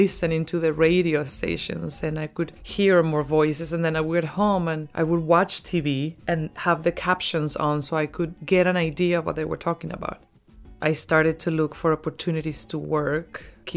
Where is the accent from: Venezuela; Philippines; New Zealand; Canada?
Venezuela; Caracas, Capital District; moved away; I grew up in Caracas, Venezuela